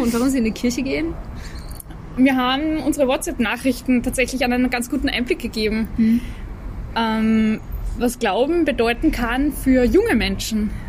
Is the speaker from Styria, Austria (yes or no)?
no; Vienna, Austria; bei uns in Wien